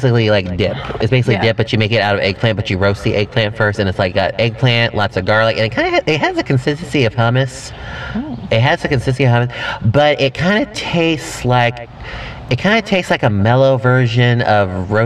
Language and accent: English; Texas, United States; being Texan